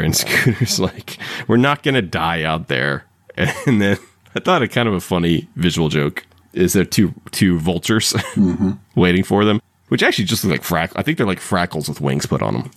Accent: Ohio, United States; when I grew up in Ohio

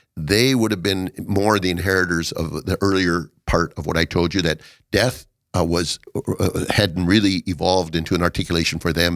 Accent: Watertown, South Dakota, United States; moved away as an adult; to Watertown, and my hometown, since my parents were the reason for coming home.

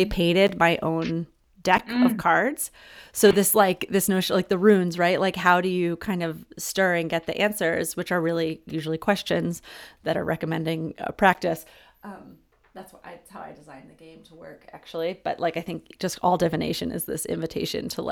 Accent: Philadelphia, Pennsylvania, United States; I was born in Center City, Philadelphia

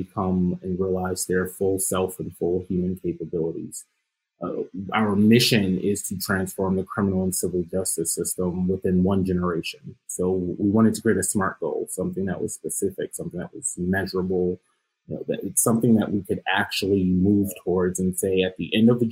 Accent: New York, United States; now in Ohio, United States; I'm a New Yorker

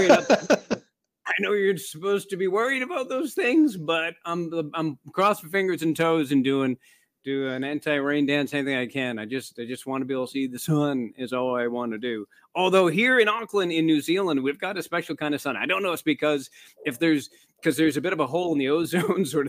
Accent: Midwest, United States; moved away; growing up in the Midwest

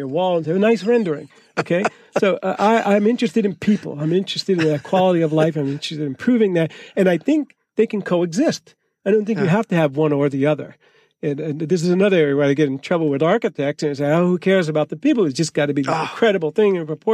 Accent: New Jersey, United States; moved away; I grew up in New Jersey, and they had projects. We called them the projects in Newark.

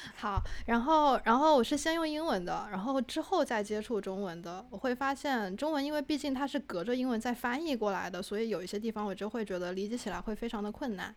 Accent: Wuhan, Hubei, China; accent: Wuhan; 我的普通话有武汉口音

